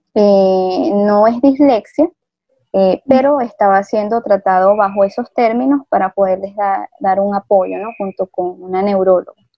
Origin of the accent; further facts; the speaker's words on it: Venezuela; moved away as an adult; now in Ecuador; aunque mis papás eran de aquí de Ecuador, pues yo nací en Venezuela